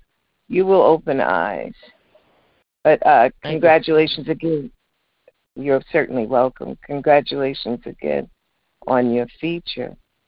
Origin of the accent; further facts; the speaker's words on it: Westbury, New York, United States; I'm from Westbury. I'm from the other side of the Long Island Expressway.